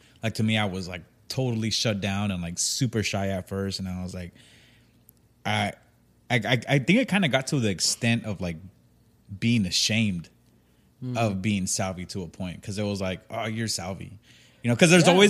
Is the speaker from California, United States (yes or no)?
yes; San Diego, California, United States; it's not that I was ashamed of being Salvadorian, but it was really hard because like growing up in San Diego